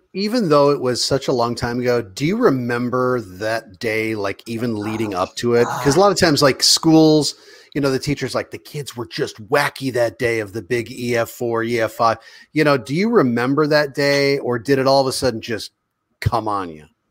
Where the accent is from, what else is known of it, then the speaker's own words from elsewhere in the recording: Omaha, Nebraska, United States; Omaha, Nebraska. That's my hometown right there.